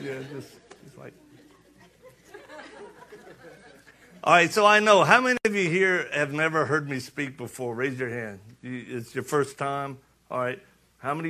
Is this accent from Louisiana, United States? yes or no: yes; Louisiana, United States; moved away; I'm from Louisiana originally